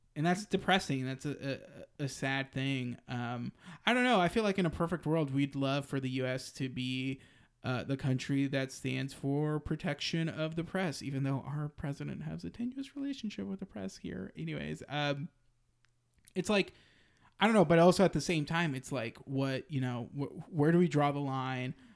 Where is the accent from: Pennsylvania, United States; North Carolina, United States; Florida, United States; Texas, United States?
Texas, United States; Austin; my hometown. And it was in, you know, the crown jewel of Austin, Zilker Park